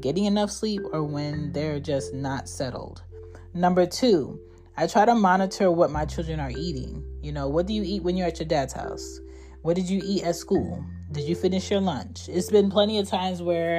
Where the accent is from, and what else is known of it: United States